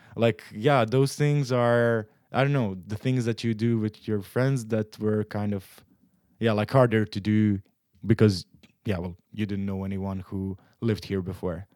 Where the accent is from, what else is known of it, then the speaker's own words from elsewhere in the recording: Split, Split-Dalmatia County, Croatia; moved away as an adult; also born or lived in Zagreb, Croatia; now in Netherlands; I'm from Croatia. I'm, I've been living in the Netherlands for two years now. I'm, uh, in Croatia, I'm from Split